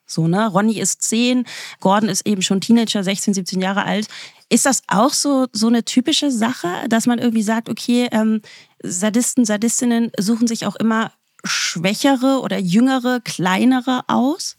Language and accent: German; the East, East Germany, Germany; wir kommen ja aus dem Osten